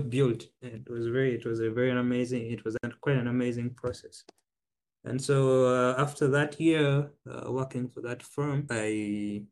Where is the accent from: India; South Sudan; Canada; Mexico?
South Sudan; now in Ningbo, China; I'm from South Sudan